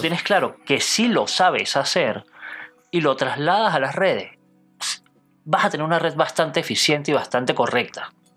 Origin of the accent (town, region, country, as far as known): Venezuela; born or raised there